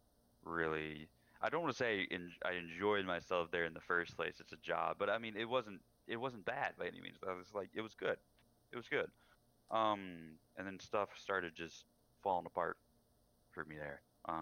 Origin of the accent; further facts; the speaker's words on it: Wimberley, Texas, United States; also born or lived in San Antonio; now in Wisconsin, United States; I lived in San Antonio for a while before I moved to Wisconsin. I moved away from my hometown in Wimberley.